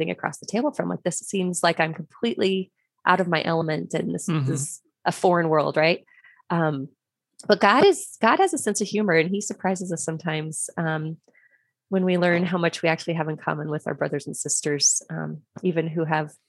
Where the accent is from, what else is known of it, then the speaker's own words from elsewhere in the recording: Crete, Nebraska, United States; So I grew up in the Lincoln Diocese. I grew up in a small town of Crete.